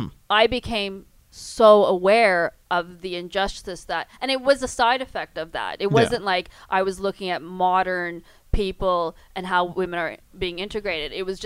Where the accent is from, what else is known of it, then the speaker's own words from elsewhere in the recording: Canada; I'm brown, I'm Canadian and brown